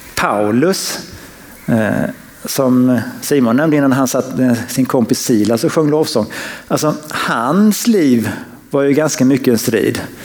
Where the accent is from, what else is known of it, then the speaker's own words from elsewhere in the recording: Sweden; som svensk